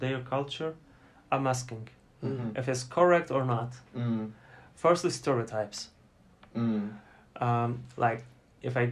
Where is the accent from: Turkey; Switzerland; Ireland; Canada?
Turkey; I'm from Turkey